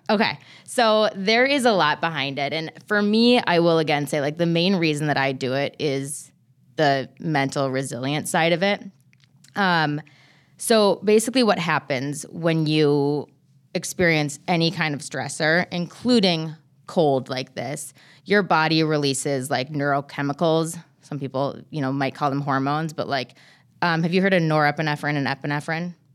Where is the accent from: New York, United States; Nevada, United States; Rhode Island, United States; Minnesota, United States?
Minnesota, United States; I'm from Minnesota.